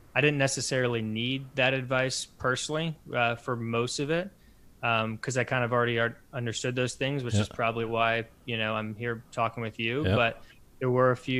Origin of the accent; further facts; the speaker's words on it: Louisville, Kentucky, United States; born and raised in Louisville